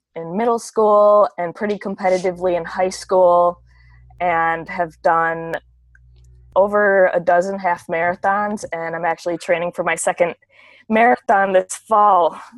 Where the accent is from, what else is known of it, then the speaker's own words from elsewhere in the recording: La Crosse, Wisconsin, United States; accent: Wisconsin accent; moved away as an adult; now in Minneapolis, United States; I actually grew up in Wisconsin. I'm from La Crosse, Wisconsin.